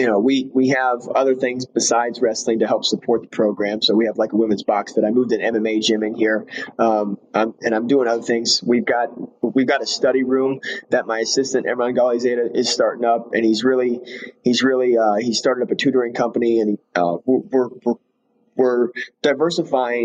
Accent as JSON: {"language": "English", "region": "Iowa", "country": "United States", "moved": "yes", "lives_now": "Alabama, United States", "said": "I'm from Iowa"}